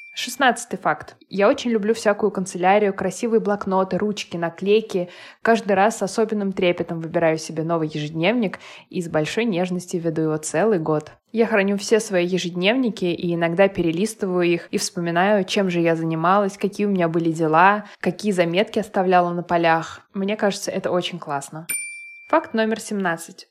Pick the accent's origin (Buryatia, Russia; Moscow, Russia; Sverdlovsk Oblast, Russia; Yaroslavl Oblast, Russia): Moscow, Russia; Я родилась и выросла в Москве, никуда не переезжала и в других городах не жила